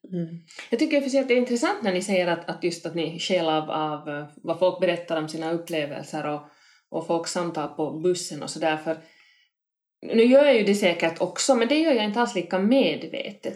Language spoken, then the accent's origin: Swedish; Helsinki, Uusimaa, Finland; Kronohagen där jag växte upp